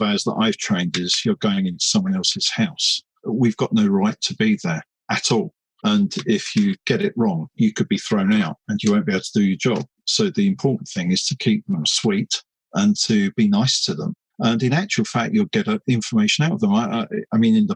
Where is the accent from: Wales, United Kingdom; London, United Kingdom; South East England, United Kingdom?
London, United Kingdom; I was brought up in East London, my home stomping ground